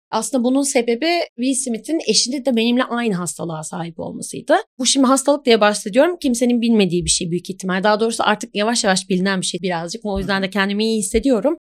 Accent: Ankara, Turkey; now in Istanbul, Turkey; Ben aslı Ankaralıyım ama yaklaşık neredeyse 15 senedir falan da İstanbulluyum artık.

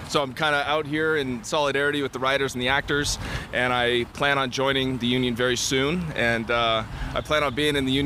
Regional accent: Northern California, United States; moved away as an adult; also born or lived in San Francisco; now in Los Angeles, United States; I am from Northern California

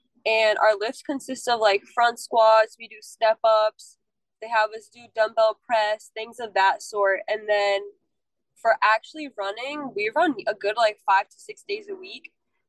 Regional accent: Norton, Massachusetts, United States; I'm from Norton, Massachusetts.

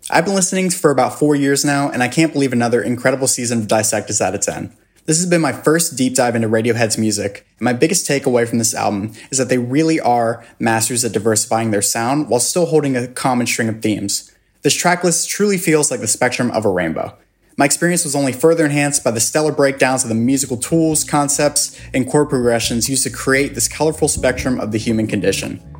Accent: Guadalajara, Jalisco, Mexico; Hi, I'm … from Guadalajara, Mexico.

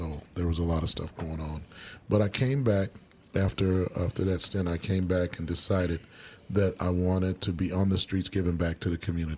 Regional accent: Kansas City, Missouri, United States; I grew up in Kansas City, Missouri. I was separated from my family at 9 years old.

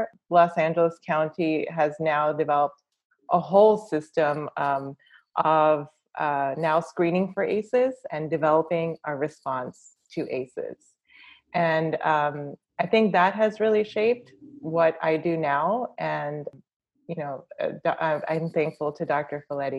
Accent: India; As I'm an Indian woman, generally in our culture, women are people pleasers

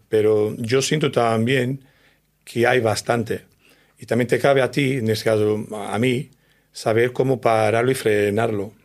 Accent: Portugal; Spanish is a second language; now in Spain; yo soy de Portugal, de un pueblo muy pequeño

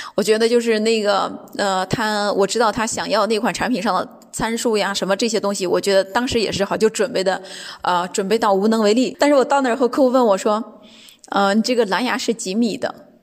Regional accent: China; now in Düsseldorf, Germany; 我是从中国来的

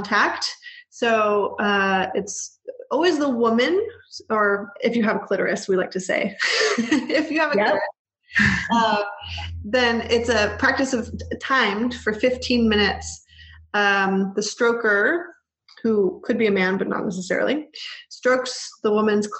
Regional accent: Bay Area, California, United States; I was raised in the Bay Area.

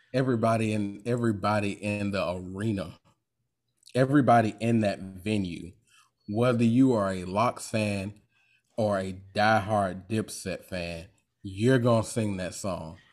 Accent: Jacksonville, Florida, United States; I'm from Duval County

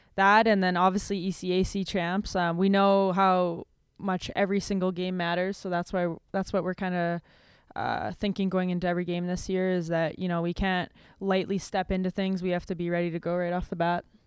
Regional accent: Winnipeg, Manitoba, Canada; moved away as an adult; I grew up in this little tiny r-, rink in, uh, Oak Bank, Manitoba.

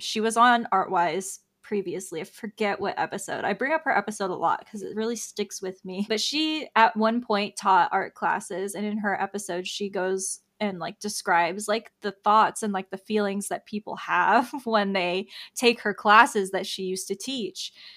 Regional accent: Tampa, Florida, United States; I'm from Tampa

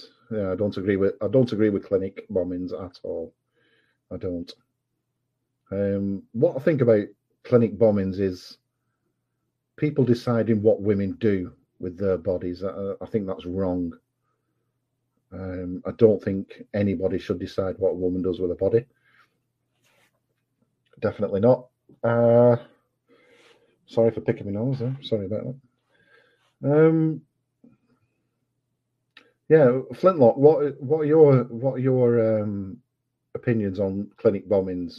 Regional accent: England, United Kingdom; I know I'm English, and I know my accent, if you're American, is probably a bit off

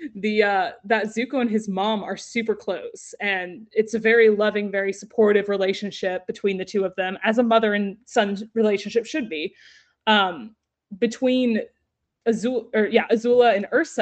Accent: Texas, United States; I'm from Texas

